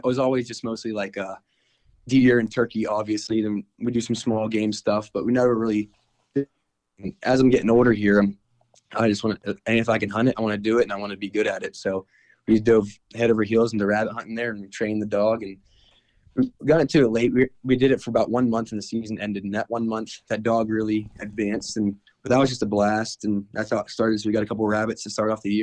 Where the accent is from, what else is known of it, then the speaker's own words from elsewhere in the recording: DuBois, Pennsylvania, United States; I'm from Dubois, Pennsylvania